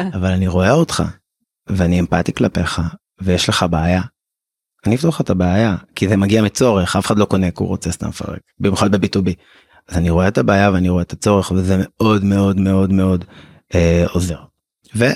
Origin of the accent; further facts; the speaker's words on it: Israel